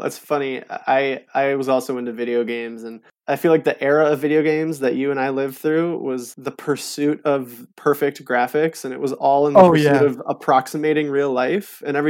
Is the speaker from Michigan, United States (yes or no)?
yes; Holland, Michigan, United States; it was growing up by Lake Michigan. Growing up in Holland, the lake was just a part of my story.